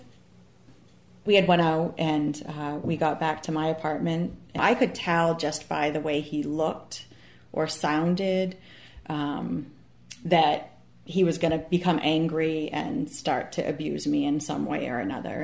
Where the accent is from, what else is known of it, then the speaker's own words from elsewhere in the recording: Maine, United States; I'm from Maine, obviously, you can tell by my accent